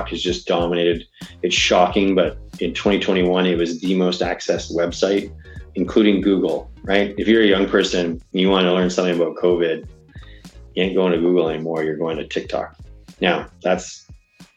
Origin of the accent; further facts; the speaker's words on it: Canada; I am Canadian